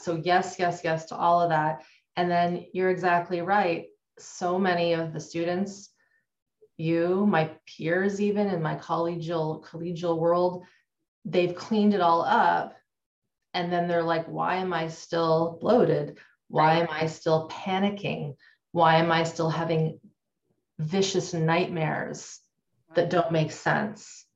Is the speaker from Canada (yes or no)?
yes; Canada; I grew up in Canada. I'm still in Canada.